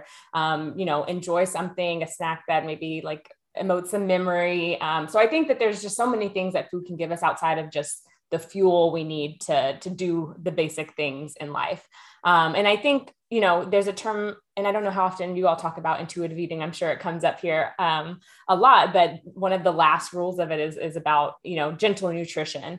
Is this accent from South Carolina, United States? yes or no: no; Texas, United States; now in Oakland, United States; I am originally from Texas, a proud Texan, as most Texans are, but currently living in Oakland, California